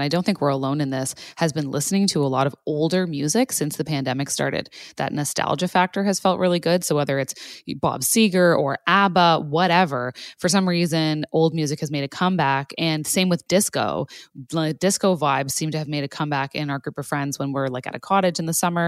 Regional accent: Canada; as a Canadian

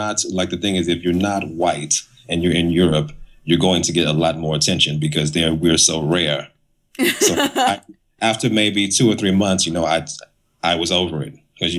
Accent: United States; moved away as an adult; now in Berlin, Germany; I'm American, and I grew up learning about Josephine Baker and all other stars that came over

